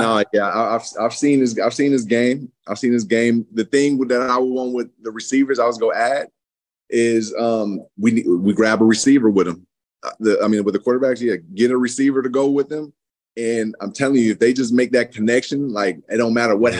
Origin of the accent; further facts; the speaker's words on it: San Francisco, California, United States; moved away as an adult; also born or lived in Fairfield, California / Lexington, Kentucky; I came from San Francisco, was the yeah. inner city point.